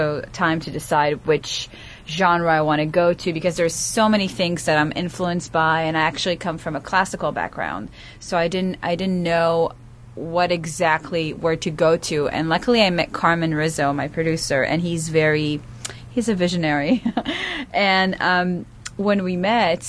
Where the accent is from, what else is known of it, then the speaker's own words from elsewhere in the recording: Israel; moved away as an adult; I was born and raised in Israel